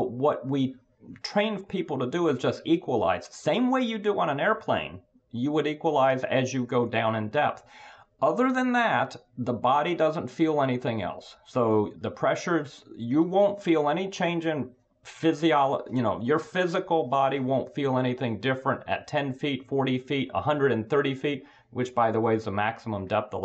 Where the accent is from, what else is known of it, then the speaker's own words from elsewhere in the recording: Tampa, Florida, United States; moved away as an adult; also born or lived in Boston / Philadelphia; now in Washington, D.C., United States; I grew up in Florida, Tampa, Florida, and then went up to Boston to go to school